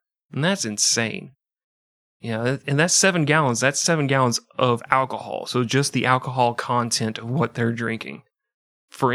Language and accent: English; Midwest, United States; You know, we grew up in the Midwest region, but my parents were teetotalers, you know, they didn't drink, so it was just a bucket of egg salad.